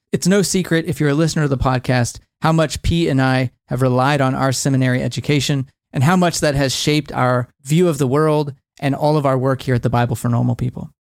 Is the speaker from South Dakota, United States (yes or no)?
no; Texas, United States; moved away; also born or lived in Northeast US; growing up in Texas